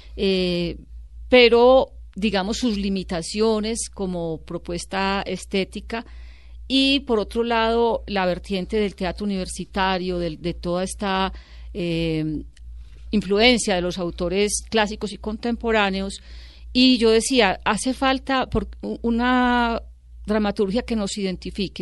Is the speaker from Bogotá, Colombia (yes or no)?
no; Medellín, Antioquia, Colombia; also born or lived in Sonsón; yo nací en Medellín, pero tuve la influencia de mi abuela y de todo ese mundo sonsoneño